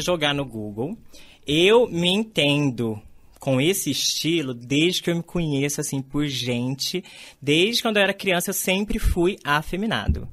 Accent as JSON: {"language": "Portuguese", "town": "Batatais", "region": "São Paulo", "country": "Brazil", "tie": "born or raised there", "moved": "yes", "said": "Batatais era minha aldeia"}